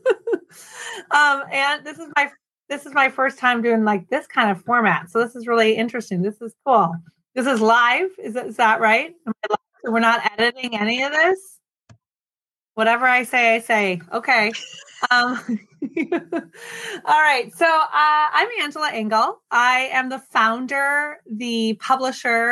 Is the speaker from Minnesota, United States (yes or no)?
yes; Minneapolis, Minnesota, United States; also born or lived in Oregon; now in Oakland, United States; I grew up in Minneapolis, Minnesota